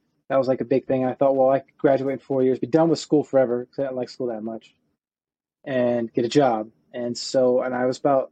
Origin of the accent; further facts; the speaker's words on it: Cincinnati, Ohio, United States; moved away as an adult; also born or lived in Virginia; my undergrad was at Northern Kentucky University because I grew up near Cincinnati